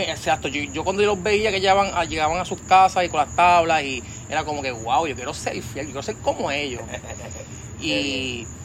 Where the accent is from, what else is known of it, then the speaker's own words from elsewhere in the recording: Patillas, Puerto Rico; Bueno, sí, naturalmente soy del área sureste, de, nacido y criado en Patillas, allá este, ese pueblito allá costero y campo, maravilloso allá al sur allá, patillas.